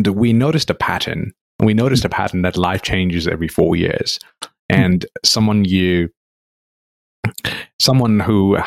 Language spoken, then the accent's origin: English; Nepal; growing up in Nepal, which is very close to India